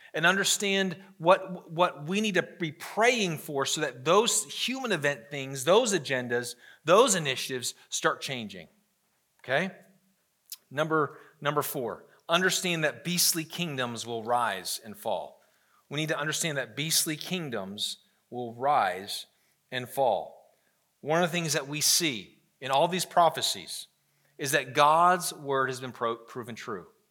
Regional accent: United States; I'm proud to be an American

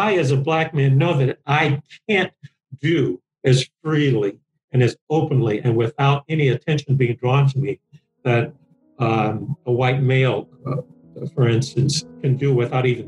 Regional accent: New Orleans, Louisiana, United States; my experience from policing from a teenager, growing up in New Orleans.

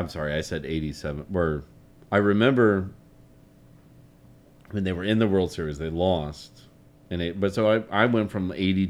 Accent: Nashville, Tennessee, United States; growing up in Nashville.

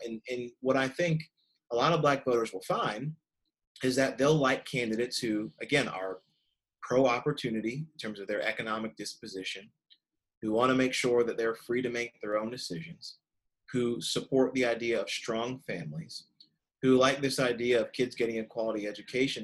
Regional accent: Kentucky, United States; my home state of Kentucky

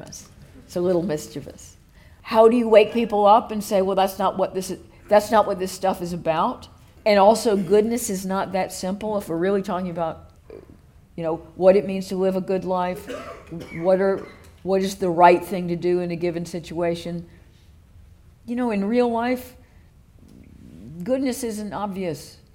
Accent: the American South, United States; moved away as an adult; now in United Kingdom; I was born in the American South, which is even weirder.

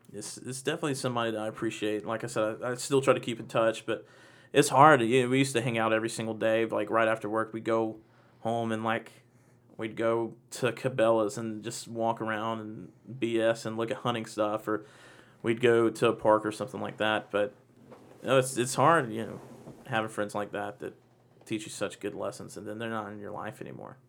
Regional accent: Macon, Georgia, United States; I'm from Macon

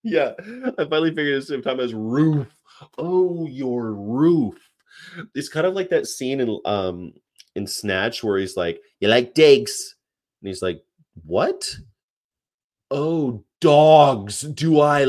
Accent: California, United States; moved away; also born or lived in the South (US); I'm from California

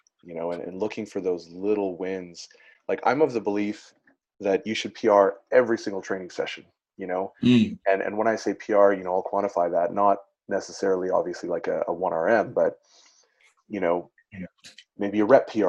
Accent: Netherlands; now in Canada; I was born in Netherlands

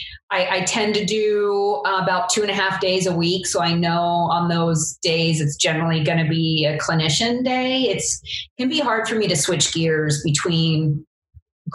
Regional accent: Eastern Long Island, New York, United States; I grew up on Eastern Long Island and worked on farms as my summer job

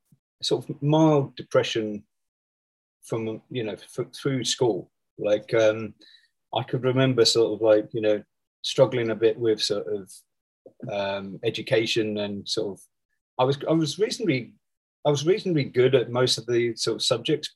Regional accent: Folkestone, South East England, United Kingdom; moved away as an adult; also born or lived in Canterbury / London / Ho Chi Minh City, Vietnam / Seoul, South Korea; now in Singapore; originally I come from a place called Folkestone down in Kent

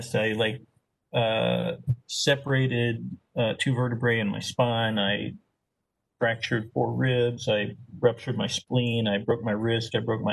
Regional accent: Arkansas, United States; moved away as an adult; I'm from Arkansas

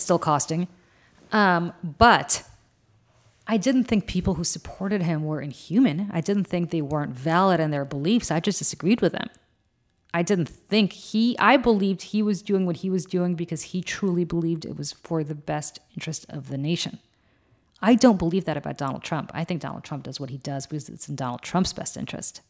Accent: New Jersey, United States; I'm from New Jersey

